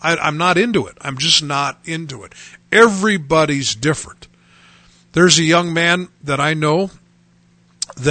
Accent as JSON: {"language": "English", "country": "United States", "said": "as Americans"}